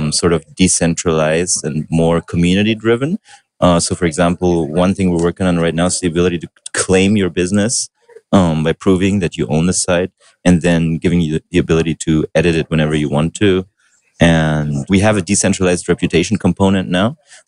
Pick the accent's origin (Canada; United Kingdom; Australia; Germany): Germany; Berlin; English is a second language; I was born and raised in Berlin